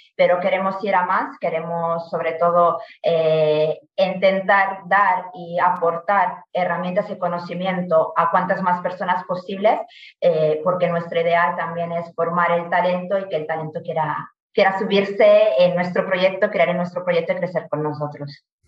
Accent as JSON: {"language": "Spanish", "country": "Italy", "also_born_or_lived": "Alicante, Spain", "second_language": "Spanish", "moved": "as an adult", "lives_now": "Spain", "said": "yo soy italiana, llegué ya a España, a Alicante en concreto, hace más de 10 años, eh, por el Erasmus"}